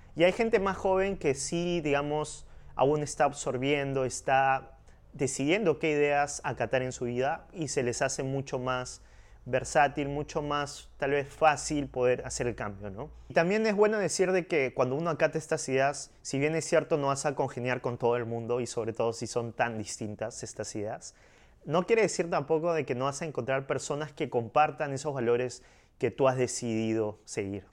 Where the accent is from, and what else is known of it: Peru